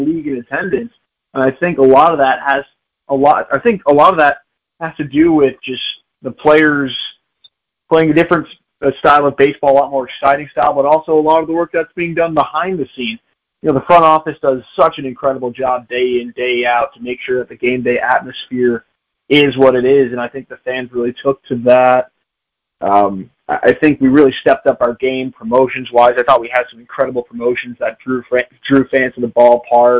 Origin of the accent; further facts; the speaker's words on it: Chicago, Illinois, United States; myself being a Chicagoan